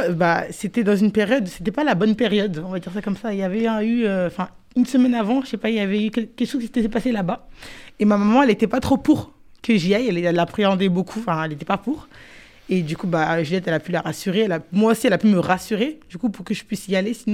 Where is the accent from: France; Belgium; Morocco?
France; Garges-lès-Gonesse, Île-de-France; Je viens de Garges.